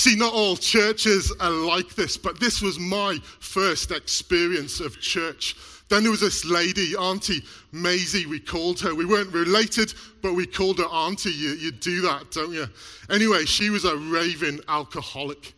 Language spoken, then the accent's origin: English; Mid Wales, United Kingdom; now in Black Country, United Kingdom; I was born here in the Black Country, but moved to Mid Wales when I was about 7